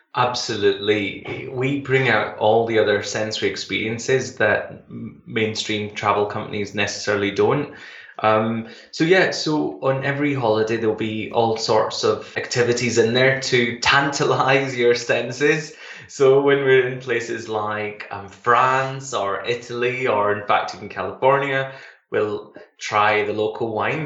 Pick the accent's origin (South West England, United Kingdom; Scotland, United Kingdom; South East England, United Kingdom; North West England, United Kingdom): Scotland, United Kingdom; Glasgow; I come from um, in Glasgow